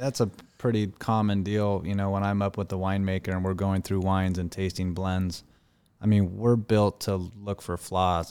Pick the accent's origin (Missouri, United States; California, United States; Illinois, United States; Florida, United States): California, United States; Laguna Beach; grew up in Laguna Beach